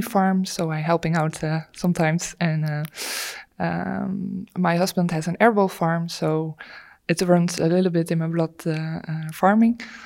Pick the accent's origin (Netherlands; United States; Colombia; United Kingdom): Netherlands; east of the Netherlands; I grew, grew up uh, on a dairy farm in the east of the Netherlands